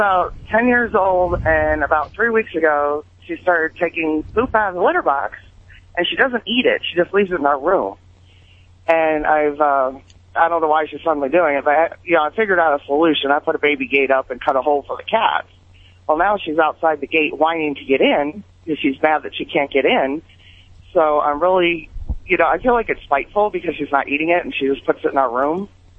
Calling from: Missouri, United States

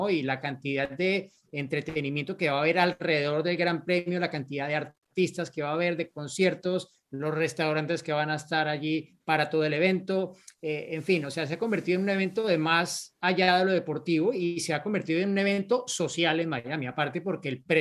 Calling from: Antofagasta, Chile; Hola amigos de Fórmula Latina … de Antofagasta, Chile

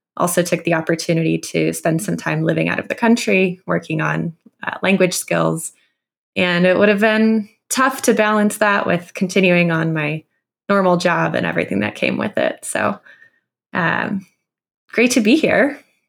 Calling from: Boulder, Colorado, United States; I'm calling in from Boulder, Colorado.

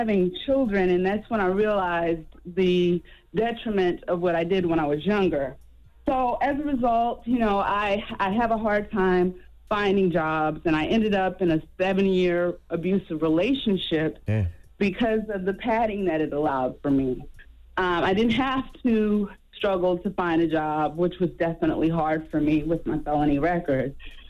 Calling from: Beaufort, South Carolina, United States; Well, first of all, I'm calling from Beaufort, South Carolina.

